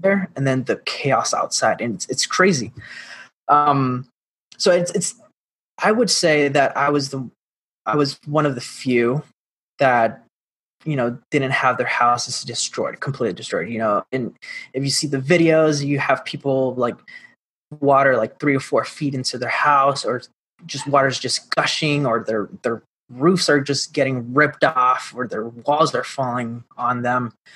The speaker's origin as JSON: {"language": "English", "town": "Mayagüez", "country": "Puerto Rico", "tie": "born or raised there", "said": "I am originally from Puerto Rico, born and raised um, in the little town called Mayagüez in the west side of the island"}